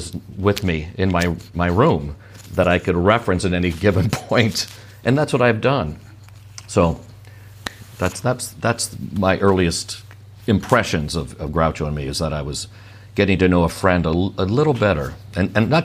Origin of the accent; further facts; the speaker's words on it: Sierra Madre, California, United States; my local library where I grew up in Sierra Madre